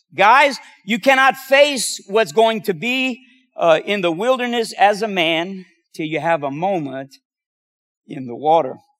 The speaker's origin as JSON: {"language": "English", "area": "Cajun", "region": "Louisiana", "country": "United States", "said": "being Cajun"}